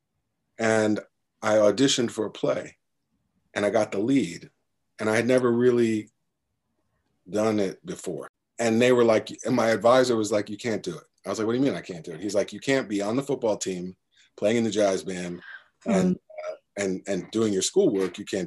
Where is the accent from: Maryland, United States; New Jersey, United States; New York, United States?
New York, United States; growing up in New York